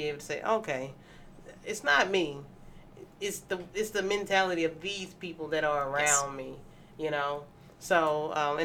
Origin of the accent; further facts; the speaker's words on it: Mississippi, United States; moved away; I'm from Mississippi originally, born and raised